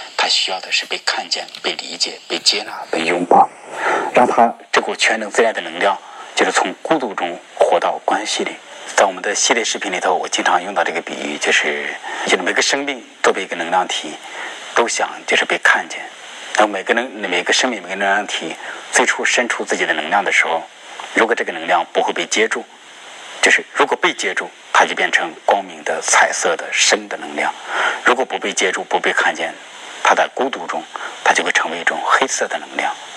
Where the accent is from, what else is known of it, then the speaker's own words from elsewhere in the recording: China; 我们中国人每个人都是一条全能自恋的龙。